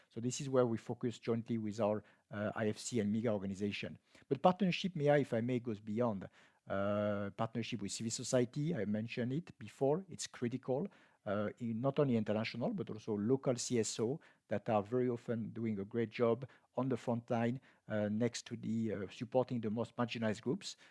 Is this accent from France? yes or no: yes; France; moved away; my home country, France